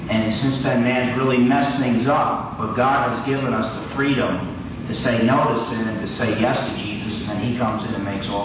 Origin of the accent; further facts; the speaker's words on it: New Jersey, United States; I grew up in New Jersey.